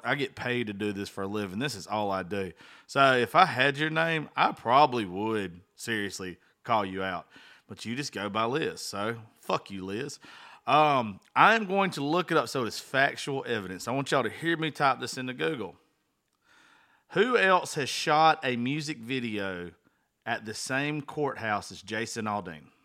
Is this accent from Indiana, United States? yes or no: no; small town Georgia, United States; born or raised there